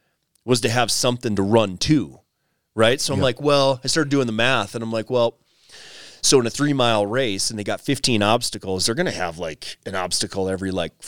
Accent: Wisconsin, United States; moved away as an adult; now in Colorado, United States; You know, coming from the Midwest, wife and I moved out here to Colorado from Wisconsin in 2013 and brought two kids with us

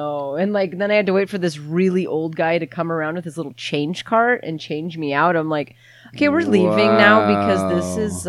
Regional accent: United States; I grew up on the North Shore.

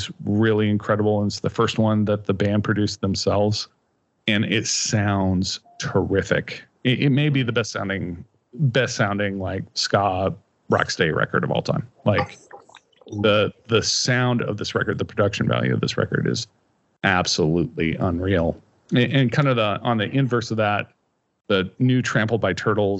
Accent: Kansas, United States; growing up in Kansas

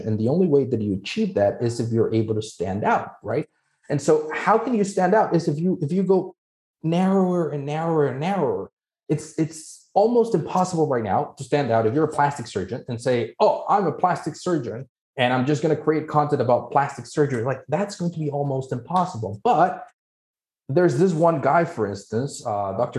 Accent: Mexico; moved away; I'm originally from Mexico, that's where I'm licensed.

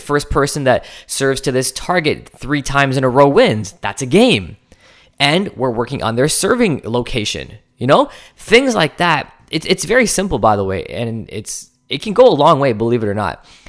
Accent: Canada; I'm Canadian

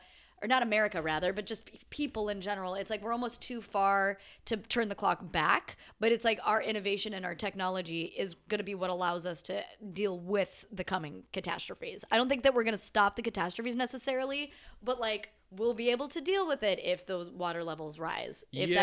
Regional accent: United States; being American, being like one of the primary contributors to the problem

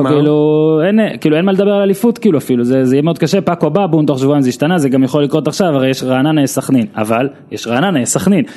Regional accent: Israel; אני גם ממושב בנעמי

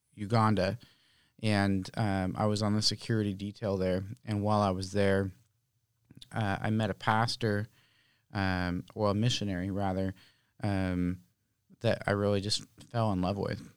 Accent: Oakland, California, United States; now in Santa Rosa, United States; Originally, I'm from Oakland

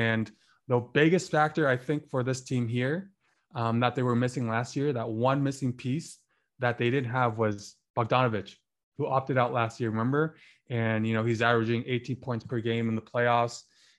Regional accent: Canada; as another Canadian, Dylan Brooks, another breakout player

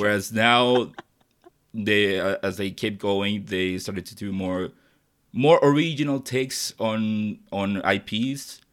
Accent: Chile; English is a second language; I'm not from the United States or any English speaking country. I'm from Chile

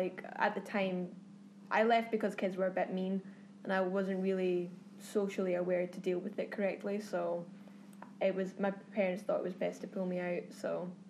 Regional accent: Bothwell, Scotland, United Kingdom; moved away as an adult; now in Los Angeles, United States; I'm originally from Bothwell, which is just outside of Glasgow.

